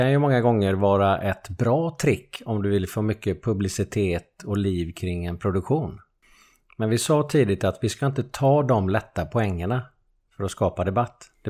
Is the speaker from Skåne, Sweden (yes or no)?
no; Lerum, Västra Götaland, Sweden; also born or lived in Gothenburg; Jag flyttade från, från Göteborg till Lerum när jag var 7-8 år.